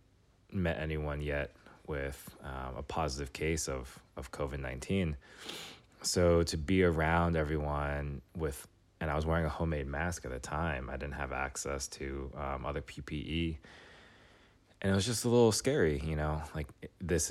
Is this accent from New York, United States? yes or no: yes; New York City, New York, United States; moved away as an adult; now in Washington, D.C., United States; I grew up in New York City. I moved to D.C. after